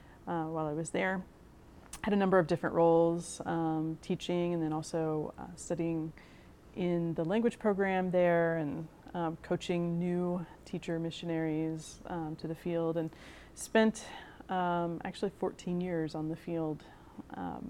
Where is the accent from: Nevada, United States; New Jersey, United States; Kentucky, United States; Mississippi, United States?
Kentucky, United States; Louisville; moved away as an adult; now in Indianapolis, United States; I'm originally from Louisville, Kentucky. You can probably tell by the way I say it.